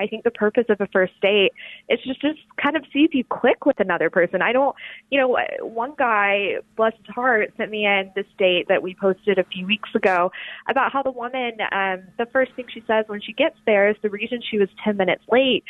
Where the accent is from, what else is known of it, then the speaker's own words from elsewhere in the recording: Alabama, United States; moved away as an adult; also born or lived in New Haven / New York; now in Washington, D.C., United States; I'm from the South. I'm from Alabama